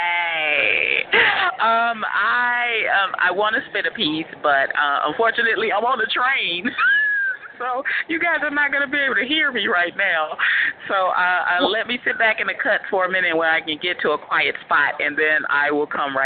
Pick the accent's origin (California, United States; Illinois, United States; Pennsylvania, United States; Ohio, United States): Illinois, United States; Chicago; And I'm from Chicago, by the way